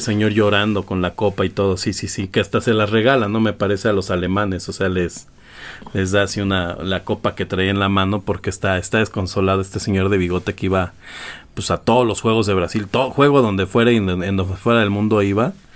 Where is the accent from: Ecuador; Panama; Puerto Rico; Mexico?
Mexico; soy mexicano, aquí nací